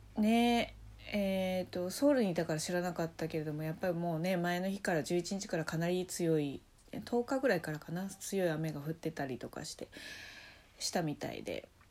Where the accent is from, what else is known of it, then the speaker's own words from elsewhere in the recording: Nagasaki, Japan; moved away; 私ねその長崎出身なのですごい大きい台風とか経験したことがあって